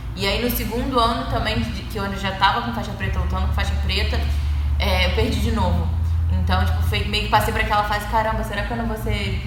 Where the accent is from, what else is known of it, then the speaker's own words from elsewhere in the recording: Saquarema, Rio de Janeiro, Brazil; moved away as an adult; eu sou do Rio também, mas do interior, eu sou de Saquarema